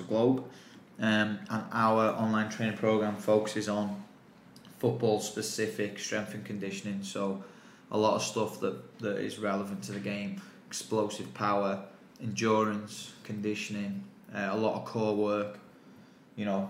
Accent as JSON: {"language": "English", "region": "England", "country": "United Kingdom", "accent": "English", "moved": "yes", "lives_now": "Sydney, Australia", "said": "my English accent"}